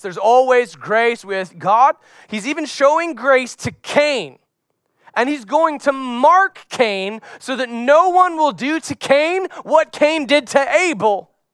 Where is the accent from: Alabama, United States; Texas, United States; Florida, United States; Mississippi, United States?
Florida, United States; As a young boy growing up in Florida, carrying my surfboard out to the beach